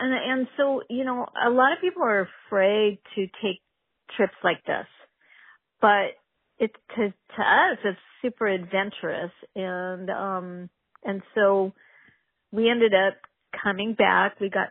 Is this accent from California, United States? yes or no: yes; Ventura, California, United States; where are you guys from? And I said, Ventura.